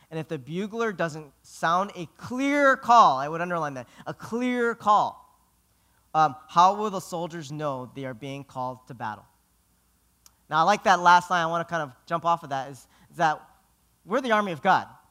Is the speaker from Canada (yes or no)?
no; Philippines; I'm Filipino.